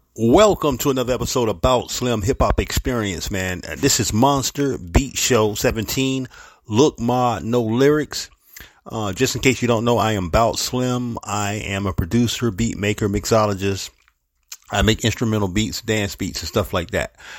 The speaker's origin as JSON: {"language": "English", "town": "St. Petersburg", "region": "Florida", "country": "United States", "tie": "born or raised there", "said": "the Big 727, my hometown, St. Petersburg, Florida"}